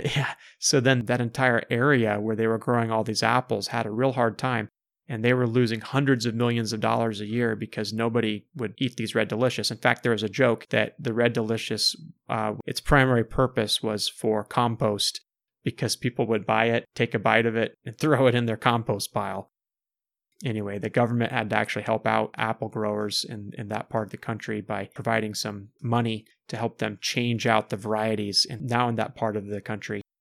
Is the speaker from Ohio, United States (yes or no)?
yes; Ohio, United States; I grew up in Ohio, and my mom grew up in Indiana